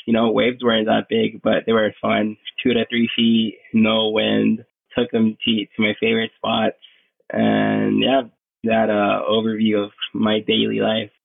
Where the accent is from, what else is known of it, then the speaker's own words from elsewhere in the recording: Isabela, Puerto Rico; I'm from Puerto Rico, Westside, Isabela